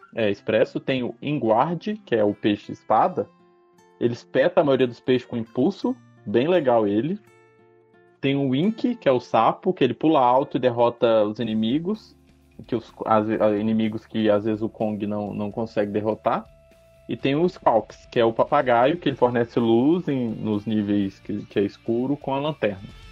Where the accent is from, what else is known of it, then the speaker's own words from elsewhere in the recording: Brazil; a gente é brasileiro